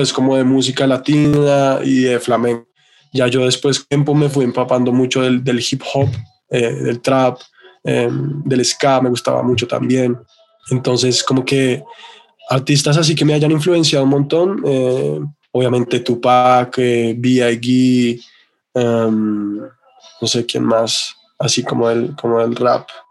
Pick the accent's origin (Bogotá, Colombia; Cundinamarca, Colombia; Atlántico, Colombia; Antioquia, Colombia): Bogotá, Colombia; also born or lived in London; soy un artista bogotano